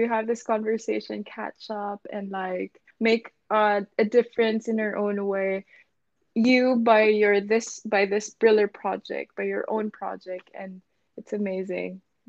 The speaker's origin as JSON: {"language": "English", "country": "Philippines", "lives_now": "London, United Kingdom", "said": "how I did it and how I came from the Philippines to London, basically my story."}